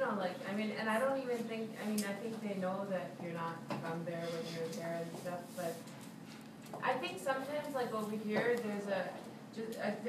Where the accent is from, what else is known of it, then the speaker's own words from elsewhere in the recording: Bihar, India; now in United States; From Bihar.